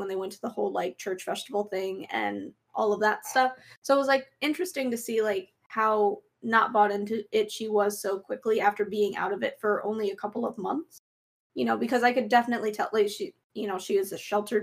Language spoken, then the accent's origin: English; Chicago, Illinois, United States; I grew up in the Midwest, not necessarily cornfield Midwest, Chicago Midwest